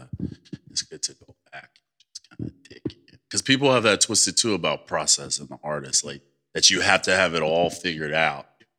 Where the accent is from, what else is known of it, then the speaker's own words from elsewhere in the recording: Chicago, Illinois, United States; moved away as an adult; now in New York City, United States; I grew up in Chicago